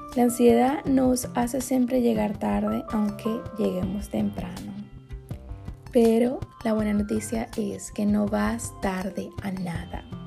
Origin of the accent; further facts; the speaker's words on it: Maracaibo, Zulia, Venezuela; moved away as an adult; also born or lived in Santiago, Chile; now in United States; mi ciudad natal, que es Maracaibo, Venezuela